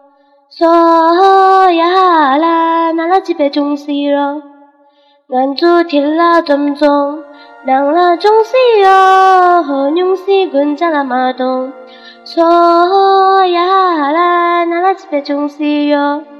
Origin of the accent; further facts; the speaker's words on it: Lhasa, Tibet, China; 大家好，我是来自拉萨的一名藏族女生。今天我想以一个演讲的形式唤起大家对粮食的珍惜。